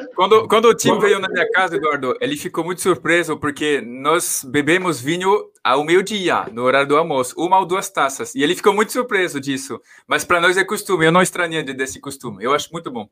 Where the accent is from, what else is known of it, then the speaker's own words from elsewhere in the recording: France; Portuguese is a second language; moved away as an adult; also born or lived in Paris / Maringá; now in São Paulo, Brazil; como francês me identifico bastante